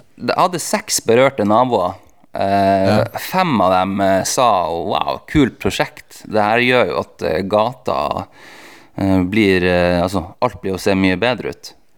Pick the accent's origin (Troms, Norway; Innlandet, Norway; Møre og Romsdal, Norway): Troms, Norway; Tromsø; jeg er fra Tromsø